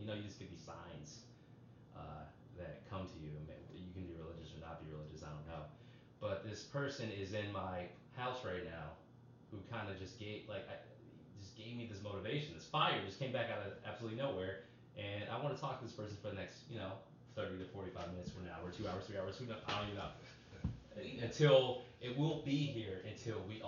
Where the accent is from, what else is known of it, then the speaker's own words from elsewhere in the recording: Boston, Massachusetts, United States; When I was a little kid, I grew up in Boston, Massachusetts